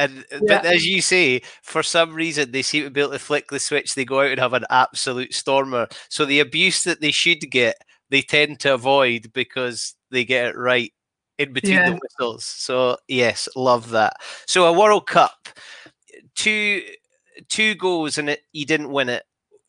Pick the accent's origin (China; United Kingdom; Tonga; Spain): United Kingdom; Scotland; Happy, sad, because let's face it, I'm a Scottish rugby fan, but memories all the same.